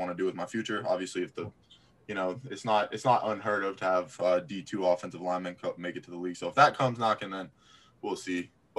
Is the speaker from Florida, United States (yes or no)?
yes; Florida, United States; now in Manchester, United States; I go to school in New Hampshire. {S1} Yeah. {S0} I'm from Florida.